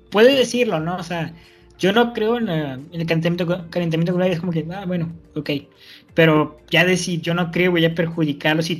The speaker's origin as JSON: {"language": "Spanish", "country": "Mexico", "said": "Entonces, si nosotros como mexicanos no defendemos a ellos, estamos incurriendo, primero, en violar a la constitución"}